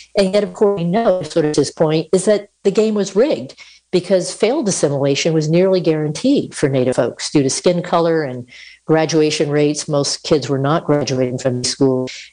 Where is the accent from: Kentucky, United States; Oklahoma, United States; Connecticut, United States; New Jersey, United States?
Connecticut, United States; moved away as an adult; now in Utah, United States; I grew up on the East Coast in Connecticut